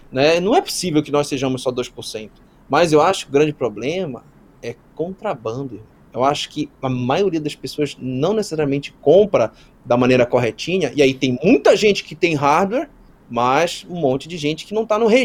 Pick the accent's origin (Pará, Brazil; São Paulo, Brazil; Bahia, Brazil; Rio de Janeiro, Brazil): Pará, Brazil; Belém; até me perguntaram aqui se eu sou do Pará, eu sou, sou do Pará, sou de Belém mesmo.